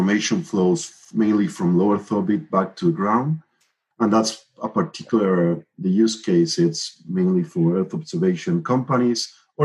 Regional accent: Argentina; moved away as an adult; now in Miami, United States; I'm originally from Argentina, where I developed the ARSAT-1 and ARSAT-2 satellites.

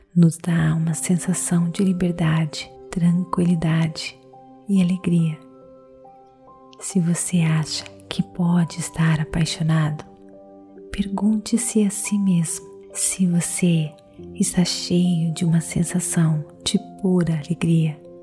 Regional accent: Brazil; Eu sou brasileira

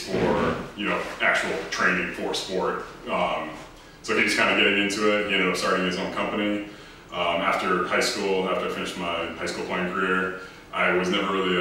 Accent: Epsom, New Hampshire, United States; I'm originally from Epsom, New Hampshire, tiny little town. I actually still live in New Hampshire.

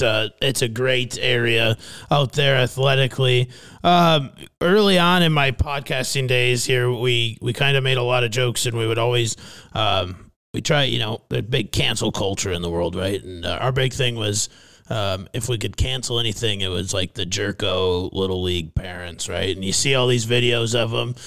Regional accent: Fairmont, Minnesota, United States; my hometown of Fairmount, Minnesota

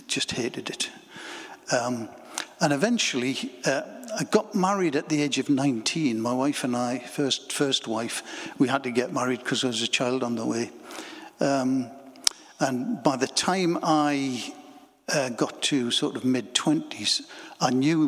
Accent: Bedlington, North East England, United Kingdom; also born or lived in Wallsend; I was born in Bedlington, mining village.

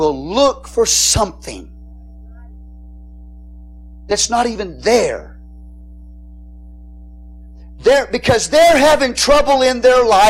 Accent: Texas, United States; I'm Texan

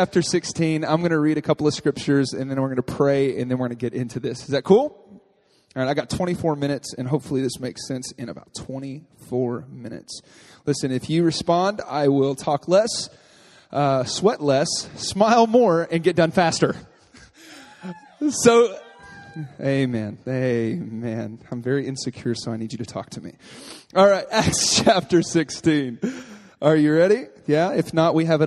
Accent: Texas, United States; moved away; I grew up in Texas. And I was raised by my grandfather

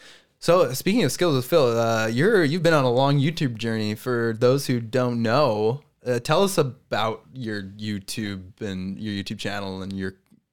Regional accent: Canada; As a Canadian

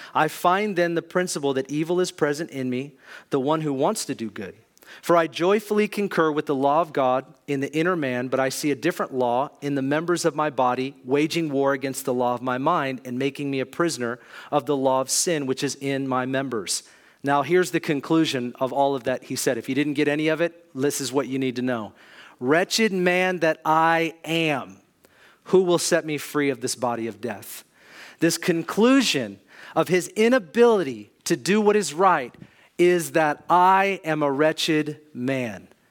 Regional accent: Kirkland, Washington, United States; I grew up in Kirkland, Juanita area, had good parents

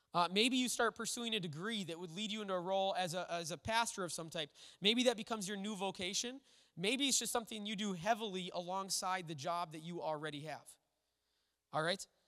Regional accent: Little Falls, Minnesota, United States; the church I grew up in Little Falls

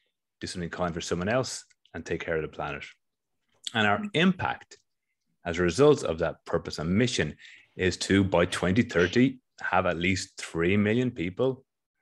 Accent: Ireland; now in Australia; I am in Australia, but I'm originally from Ireland

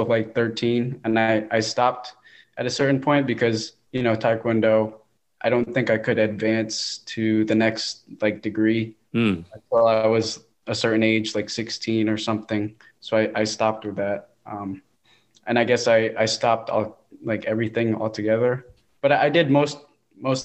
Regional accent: Georgia, United States; Born and raised in Georgia

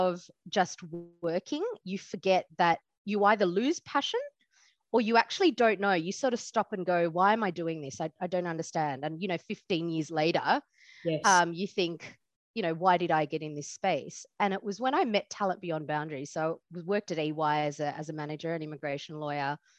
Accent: Australia; I was born in Australia.

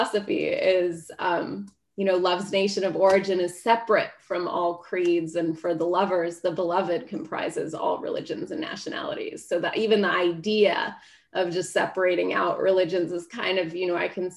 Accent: United States; as an American

